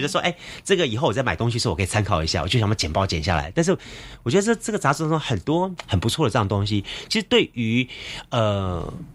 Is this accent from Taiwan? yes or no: yes; Taiwan; 我们是台湾人嘛